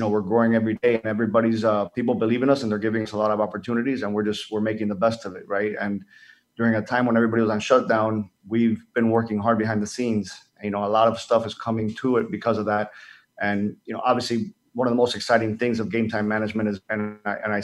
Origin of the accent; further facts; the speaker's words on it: Dominican Republic; I grew up in the Dominican Republic